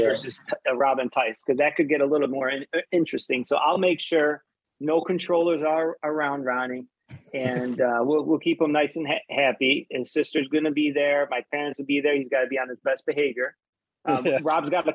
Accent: Niagara Falls, New York, United States; we grew up in Niagara Falls

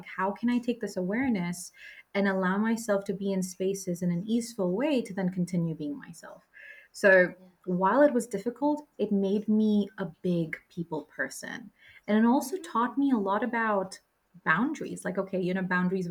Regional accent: Droylsden, North West England, United Kingdom; I grew up in Droylsden in Manchester, UK.

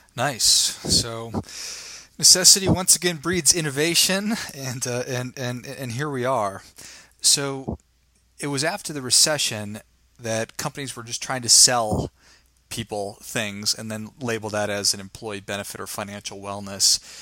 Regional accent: Midwest, United States; I'm from the Midwest

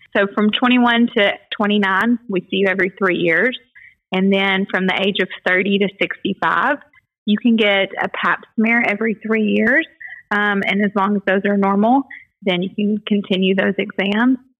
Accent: Dyersburg, Tennessee, United States; I'm from Dyersburg, was born and raised in Dyersburg

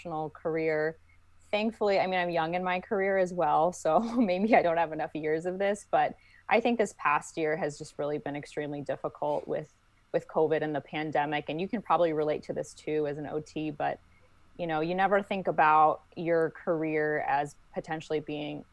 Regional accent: St. Louis, Missouri, United States; I'm actually originally from St. Louis, Missouri, and that's where I also went to optometry school at the University of Missouri, St. Louis

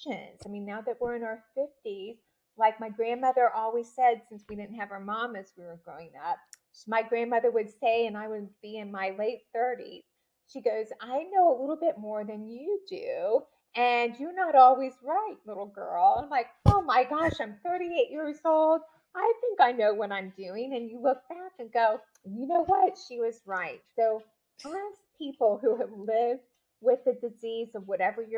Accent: Tampa, Florida, United States; also born or lived in St. Petersburg, Florida; from Tampa. So yeah. I was born in the St. Petersburg area. And Tamara and I finished our high school years in the Tampa Bay area

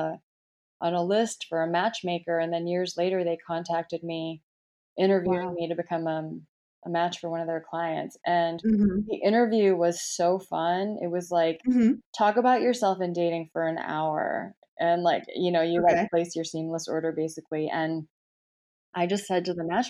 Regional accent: Michigan, United States; moved away as an adult; also born or lived in Atlanta, United States / England / Hong Kong / Shanghai, China; now in New York, United States; I'm actually originally from Michigan. My parents are Korean. And, I was born there, grew up there

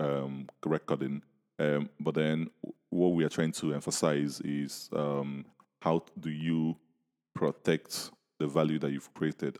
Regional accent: Nigeria; when I was growing up in Ni-, in Nigeria

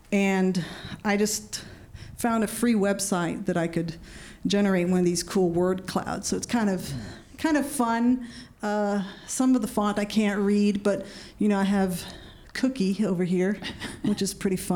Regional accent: California, United States; growing up in Orange County, you know.

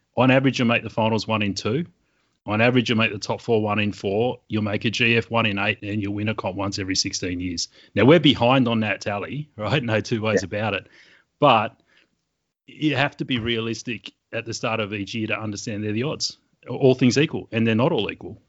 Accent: Sydney, New South Wales, Australia; accent: Australian; I grew up in Western Sydney

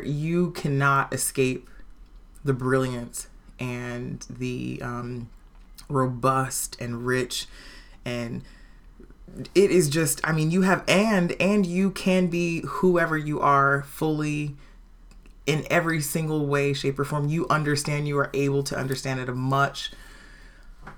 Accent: Portland, Oregon, United States; also born or lived in Los Angeles County, California / Washington, D.C.; when I was an infant, my mom and my dad moved up here. Mm. And so I was here, went to King, went to Vernon.

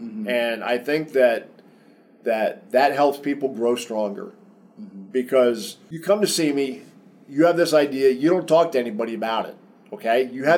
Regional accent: New Jersey, United States; I grew up in New Jersey. I talk kind of fast sometimes. It's not all Southern. I've been in the South a long time, but it's not all Southern.

